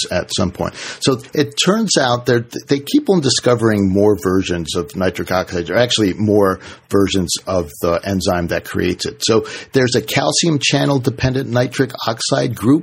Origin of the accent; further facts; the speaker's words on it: Washington, District of Columbia, United States; I grew up in Washington, D.C.